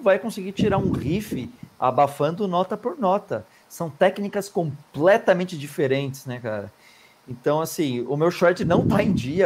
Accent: Brazil; a gente é brasileiro

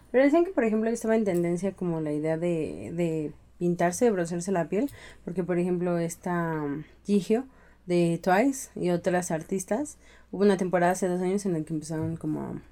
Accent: Mexico; nosotros somos tequila, mariachi

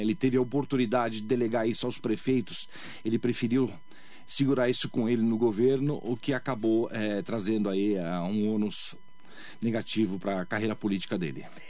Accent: Mogi das Cruzes, São Paulo, Brazil; moved away; Eu nasci em Mogi das Cruzes e fui me fazer fora da cidade, né? Eu estudei fora da cidade criei minha família fora da cidade

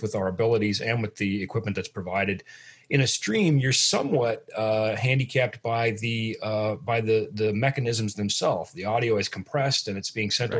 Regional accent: Midwest, United States; I'm from the Midwest.

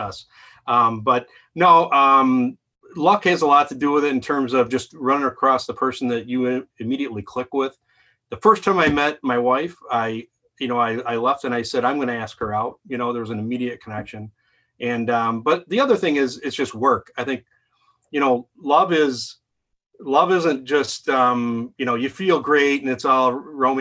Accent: Lake Orion, Michigan, United States; Lake Orion

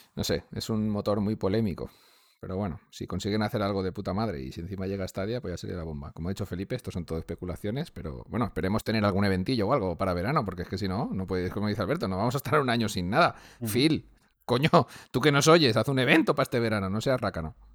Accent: Valencia, Valencian Community, Spain; soy de Valencia

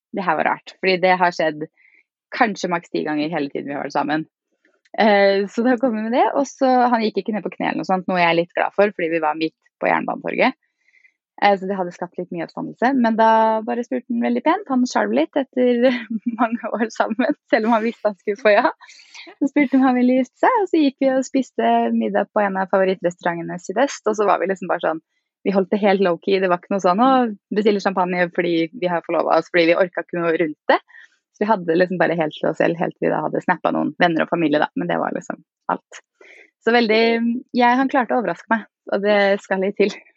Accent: Fredrikstad, Østfold, Norway; moved away as an adult; now in Oslo, Norway; Jeg er fra Fredrikstad og bor nå i Oslo.

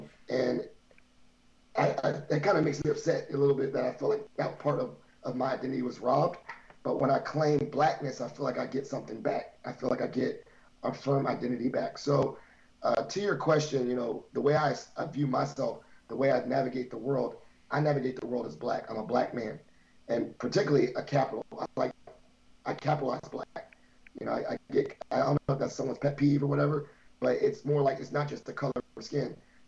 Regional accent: United States; I knew I was black since day one, in a sense that I grew up in America.

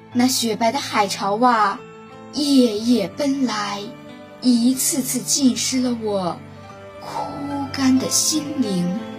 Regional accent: Tianjin, China; 今年十三岁，我来自天津市蓟州区出头岭镇，这是一个离县城有近四十分钟车程的偏远乡镇。

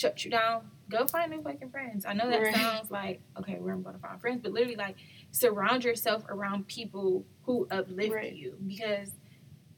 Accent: Cleveland, Ohio, United States; my hometown is Cleveland, Ohio

